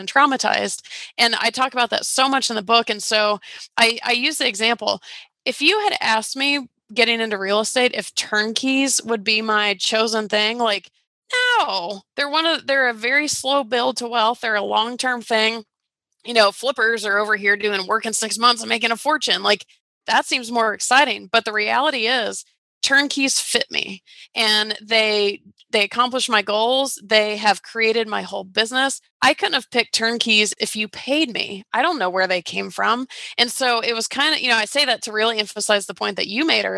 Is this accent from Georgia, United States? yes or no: yes; Atlanta, Georgia, United States; I was from Atlanta